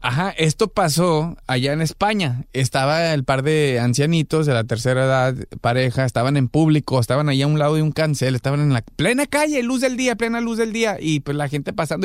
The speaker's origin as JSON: {"language": "Spanish", "town": "Guadalajara", "region": "Jalisco", "country": "Mexico", "moved": "yes", "lives_now": "Los Angeles, United States", "said": "también de Guadalajara, Jalisco, Colonia, Lagos de Oriente, ahí al lado de Oviachi, a Hueso Colorado"}